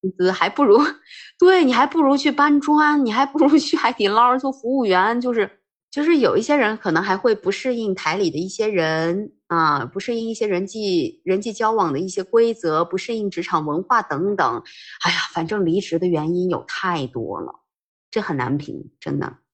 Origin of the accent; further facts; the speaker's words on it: Minnan region, Fujian, China; 我们这种，就是出生在闽南地区